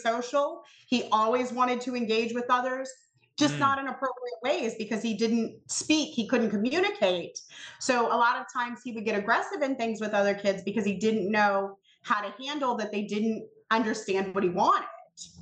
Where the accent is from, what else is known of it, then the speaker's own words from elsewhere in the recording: Colonial Beach, Virginia, United States; I'm from Colonial Beach, Virginia, which nobody knows who that is